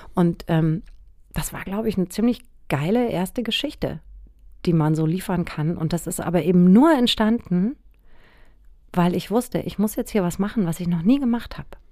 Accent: Aschaffenburg, Bavaria, Germany; Aschaffenburg, wo ich aufgewachsen bin

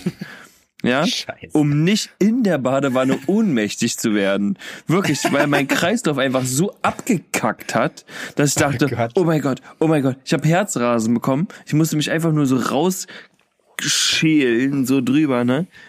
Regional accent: Kassel, Hesse, Germany; bei uns in Kassel

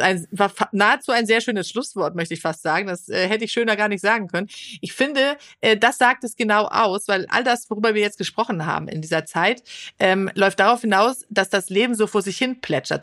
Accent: Sweden; now in Germany; Schweden, mhm. wo ich herkomme

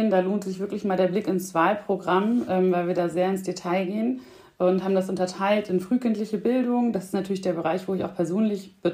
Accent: Bremen, Germany; born there; Ich bin äh, Mutter von zwei kleinen Kindern, bin in Bremen geboren

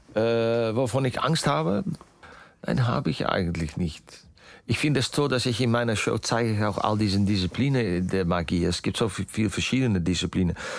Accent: Netherlands; German is a second language; ich bin natürlich äh, äh, aufgewachsen in Holland

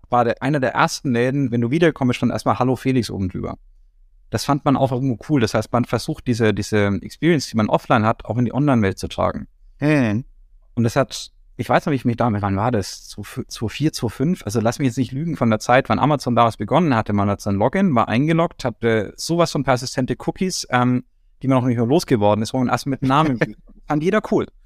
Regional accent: Nuremberg, Bavaria, Germany; Ich meine, ich komme zwar aus Nürnberg, was nicht kein Kuhdorf ganz ist, aber äh, nein, aber Nürnberg ist ja auch doch eher ländlich geprägt, noch die Stadtteile und sowas. Und ich in meinem Stadtteil Ziegelstein

